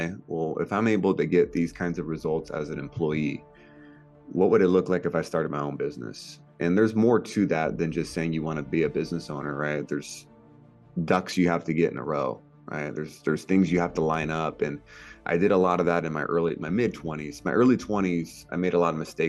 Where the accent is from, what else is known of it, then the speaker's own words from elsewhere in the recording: California, United States; I grew up in California and just had a middle class growing up.